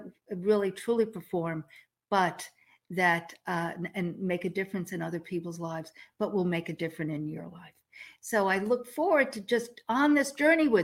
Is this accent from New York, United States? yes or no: yes; outside of New York City, United States; moved away as an adult; now in Texas, United States; the New York girl growing up outside of New York City in the 50s, 60s, 70s, 80s. And then I moved to Texas in 87